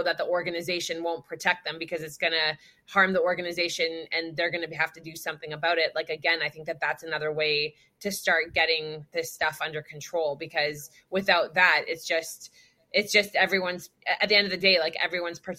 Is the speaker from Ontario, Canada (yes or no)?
no; British Columbia, Canada; in the province that I grew up in Canada, in British Columbia